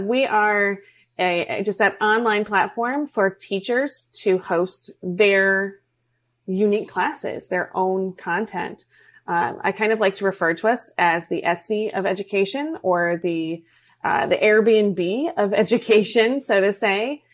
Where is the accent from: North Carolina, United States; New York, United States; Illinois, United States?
New York, United States; now in Florida, United States; We're originally from New York.